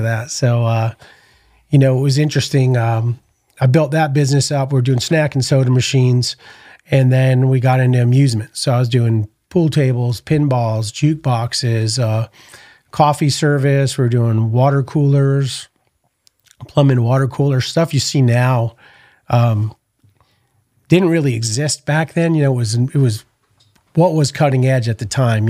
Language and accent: English; New Haven, Connecticut, United States; also born or lived in Orange County, California / San Diego, California; now in Texas, United States; I grew up in Connecticut. I was born in New Haven, Connecticut.